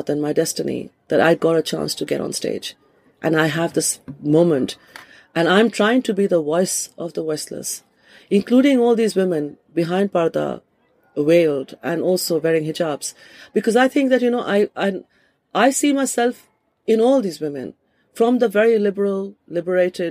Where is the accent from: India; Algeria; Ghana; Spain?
India; moved away as an adult; also born or lived in Kolkata, India; now in London, United Kingdom; as a woman who's lived in this country for 28 years, much longer than I've lived in India